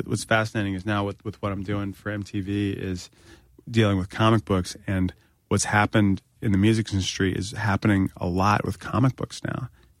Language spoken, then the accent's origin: English; North Carolina, United States; I'm from North Carolina, just like to point that out.